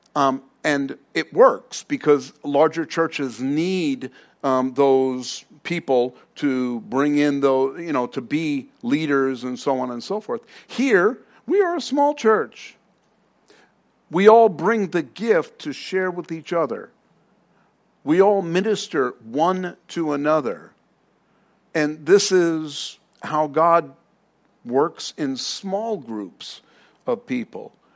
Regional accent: New York City, New York, United States; now in Arizona, United States; I'm from Queens, if you didn't know. Uh, I'm from New York.

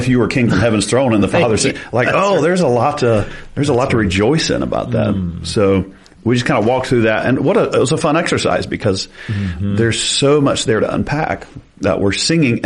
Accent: the South, United States; we're from the South

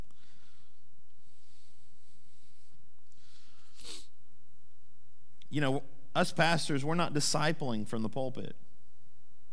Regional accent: Sand Springs, Oklahoma, United States; my hometown, Sand Springs

